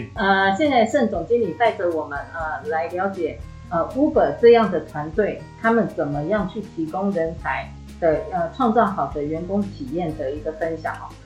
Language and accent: Chinese; Taiwan; 我们台湾人